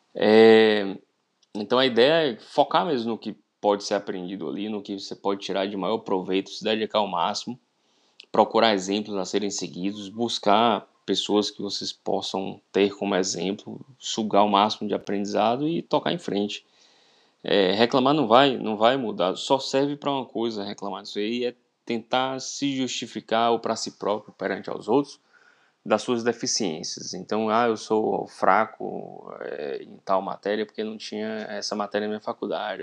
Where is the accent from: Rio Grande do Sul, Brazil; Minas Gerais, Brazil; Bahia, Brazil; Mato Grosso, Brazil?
Bahia, Brazil; interior of; sou do interior da Bahia